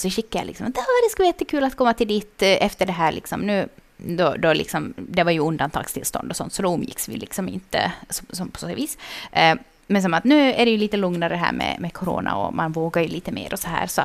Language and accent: Swedish; Vaasa, Ostrobothnia, Finland; now in Jakobstad, Finland; när jag flyttade till Jeppis från Vasa, mm. så då så hade jag liksom inga kompisar här.